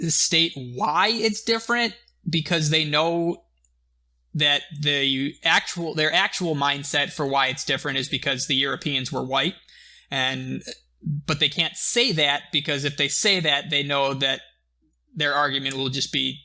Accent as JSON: {"language": "English", "country": "United States", "said": "we're American"}